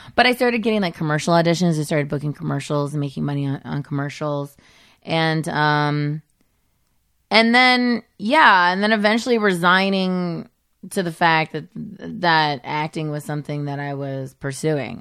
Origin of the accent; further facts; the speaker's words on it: Modesto, California, United States; moved away as an adult; I grew up in Modesto